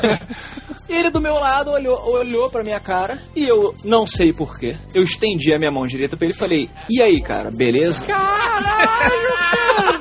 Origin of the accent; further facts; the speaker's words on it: Brazil; sou lá do Brasil